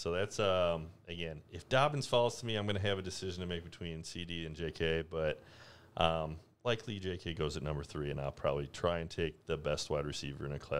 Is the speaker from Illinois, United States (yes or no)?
yes; Illinois, United States; We're from the Chicagoland area. We're coming to you from Rockford, Illinois.